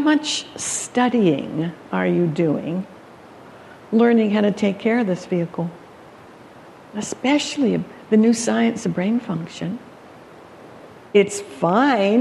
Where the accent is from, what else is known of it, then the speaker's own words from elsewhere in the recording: Calgary, Alberta, Canada; moved away; I was born in Canada, Calgary, Alberta, for that matter, where they have the stampedes.